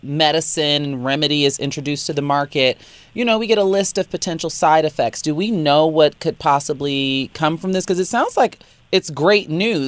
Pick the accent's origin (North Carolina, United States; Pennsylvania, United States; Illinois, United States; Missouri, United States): Illinois, United States; I'm from Illinois.